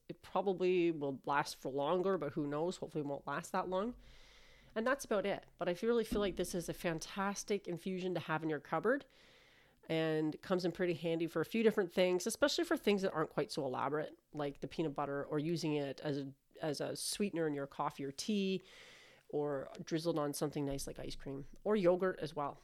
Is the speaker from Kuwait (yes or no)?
no; Canada; I'm Canadian